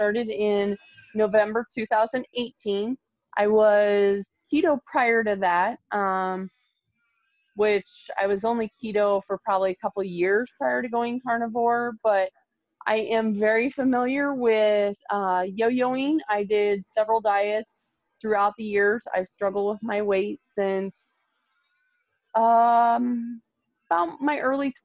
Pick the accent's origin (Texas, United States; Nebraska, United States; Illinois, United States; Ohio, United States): Nebraska, United States; I'm from Nebraska